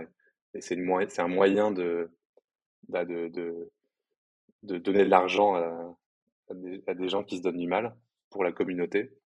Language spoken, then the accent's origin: French; Paris, Île-de-France, France; moi je suis parisien